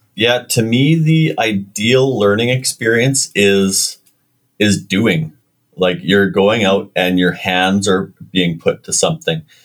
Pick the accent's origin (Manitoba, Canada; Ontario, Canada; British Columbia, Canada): Manitoba, Canada; Winnipeg; I was born in Winnipeg